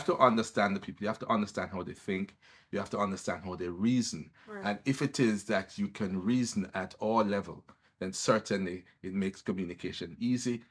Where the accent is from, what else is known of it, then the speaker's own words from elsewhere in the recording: Kingston, Jamaica; also born or lived in Above Rocks, St. Catherine; I was born in Kingston